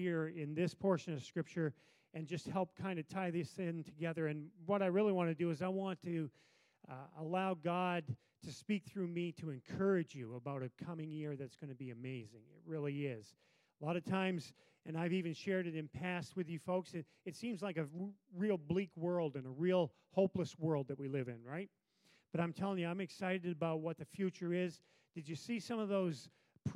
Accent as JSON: {"language": "English", "country": "United States", "said": "I, being a good American"}